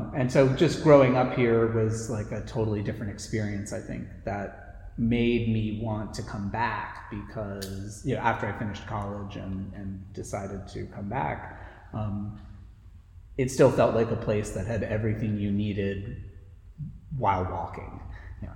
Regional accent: Asbury Park, New Jersey, United States; my father and my brother and I moved here in 1985 when I was 8. And I grew up on Fifth Avenue, and I live in the house that I grew up

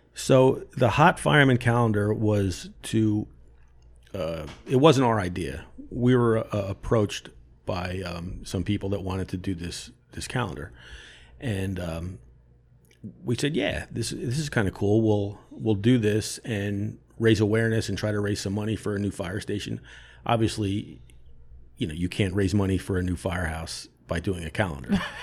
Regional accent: Monmouth Beach, New Jersey, United States; I grew up in Monmouth Beach

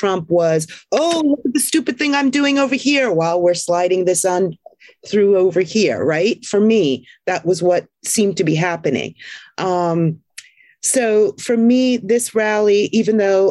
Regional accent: Jersey Shore, New Jersey, United States; moved away as an adult; I grew up on the Jersey Shore

